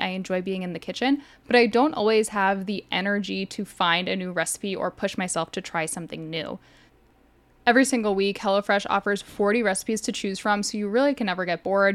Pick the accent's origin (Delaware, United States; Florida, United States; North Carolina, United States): Florida, United States; South; Growing up in South Florida, we were taught in school about mangroves